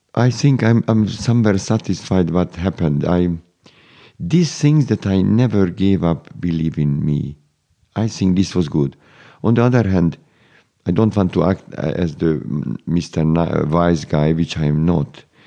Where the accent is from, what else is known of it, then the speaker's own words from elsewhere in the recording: Budapest, Hungary; I was born in Budapest, Hungary